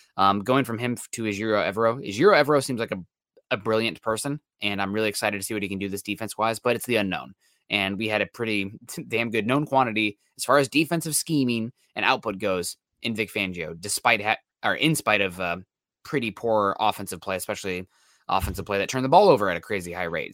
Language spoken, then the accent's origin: English; Midwest, United States; I'm from the Midwest